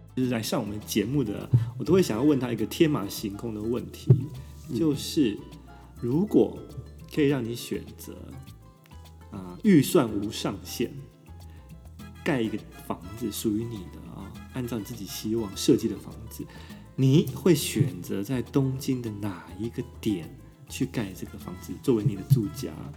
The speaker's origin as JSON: {"language": "Chinese", "country": "Taiwan", "moved": "as an adult", "lives_now": "Tokyo, Japan", "said": "在台湾我们真的是没有办法感觉到四季太大的差异"}